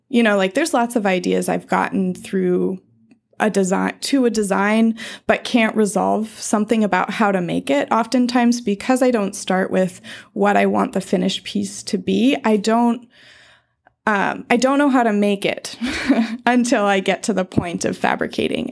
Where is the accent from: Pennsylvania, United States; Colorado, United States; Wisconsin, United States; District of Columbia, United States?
Colorado, United States; I grew up in Colorado